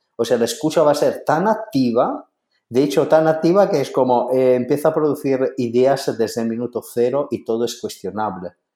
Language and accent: Spanish; Italy; siendo italiano